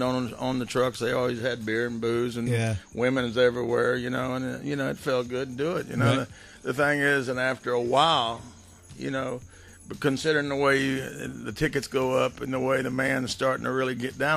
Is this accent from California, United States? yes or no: no; Houston, Texas, United States; I'm a filmmaker from Houston, Texas